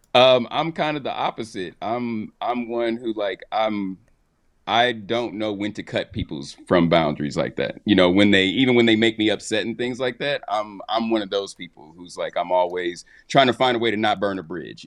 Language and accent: English; Midwest, United States; I'm from the Midwest